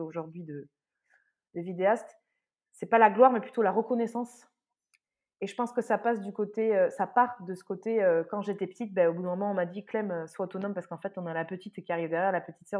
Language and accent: French; Saint-Justin, Nouvelle-Aquitaine, France; moved away; j'ai grandi dans le sud-ouest, dans un tout petit village de 1000 habitants